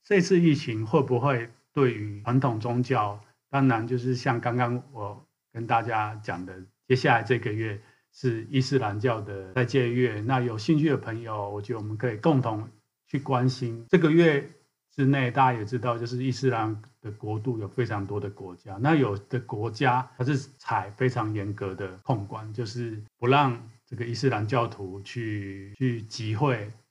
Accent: Taiwan; 是从小就在台湾长大，成长的人

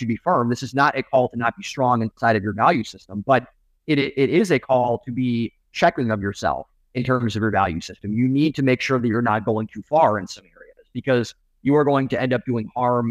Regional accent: Cleveland, Ohio, United States; I'm from Cleveland.

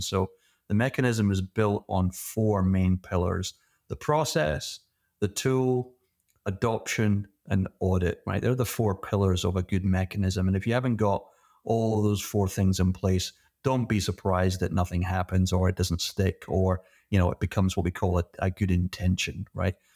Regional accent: Scotland, United Kingdom; moved away; originally I'm from Scotland, and like every good Scottish kid, my first job was, uh, working in a whiskey distillery

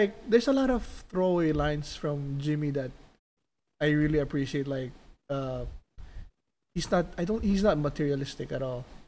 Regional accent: Philippines; now in Las Vegas, United States; growing up in the Philippines and then moved to Vegas

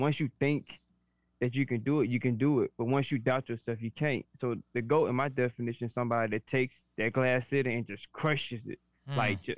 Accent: Birmingham, Alabama, United States; accent: New Orleans; I'm originated from Birmingham, but my accent's so strong that people are like, well, you definitely tell you from New Orleans.

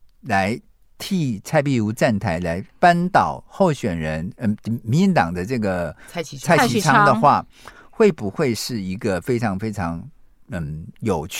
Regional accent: Miaoli County, Taiwan; 苗栗国是我的故乡，因为苗栗自成一国，对不对？

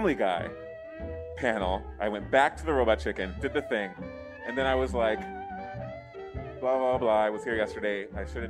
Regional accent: New York, United States; also born or lived in Connecticut; I'm from New York by way of Connecticut.

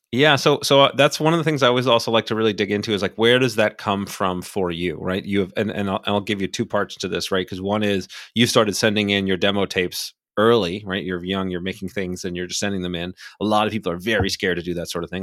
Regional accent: Miami, Florida, United States; moved away as an adult; also born or lived in New Hampshire; I grew up in Miami

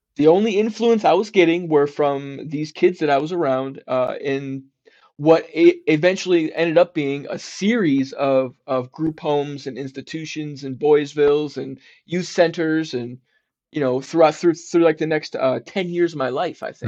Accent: South Florida, United States; also born or lived in Detroit, Michigan / South Carolina / New Jersey; I was born in Detroit, Michigan. Okay. And but but I grew up in South Florida

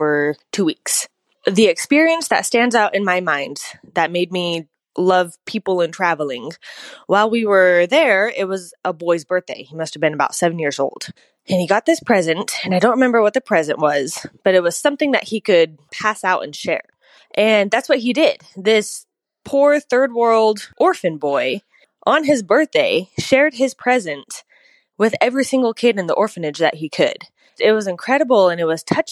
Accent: Placerville, California, United States; I'm from Placerville, California

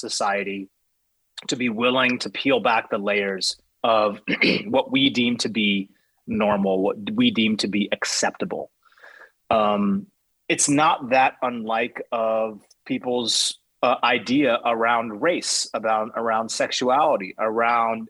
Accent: United States; I'm speaking from a place of being American

